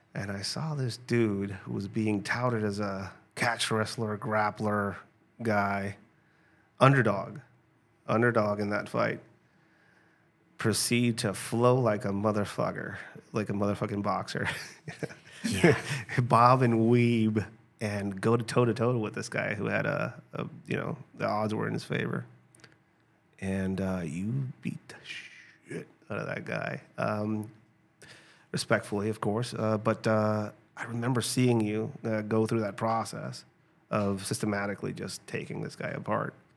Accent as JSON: {"language": "English", "town": "Tijuana", "region": "Baja California", "country": "Mexico", "tie": "born or raised there", "said": "I grew up in Tijuana"}